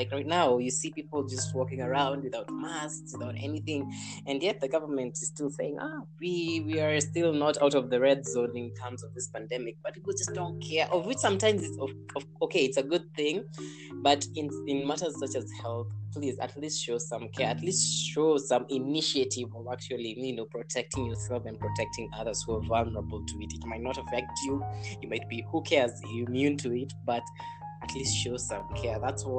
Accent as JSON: {"language": "English", "country": "Kenya", "said": "I'm Kenyan"}